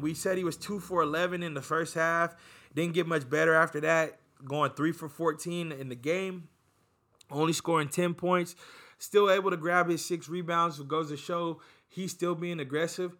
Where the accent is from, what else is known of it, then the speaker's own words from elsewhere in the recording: United States; even us as a people, Americans, we're more into, like, finding out what our roots are.